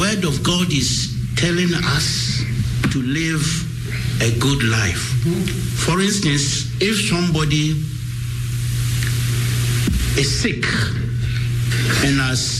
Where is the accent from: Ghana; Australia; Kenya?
Ghana; I'm a Ghanaian